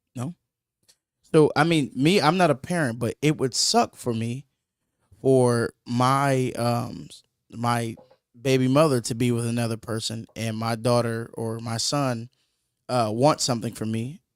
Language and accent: English; Michigan, United States; that's where I'm from. I'm from Michigan